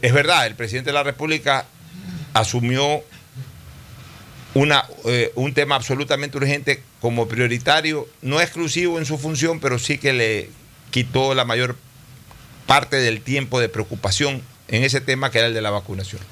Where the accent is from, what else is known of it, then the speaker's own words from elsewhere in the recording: Ecuador; como ecuatoriano